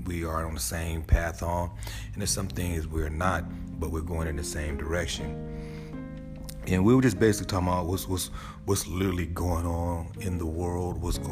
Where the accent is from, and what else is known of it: United States; now in Atlanta, United States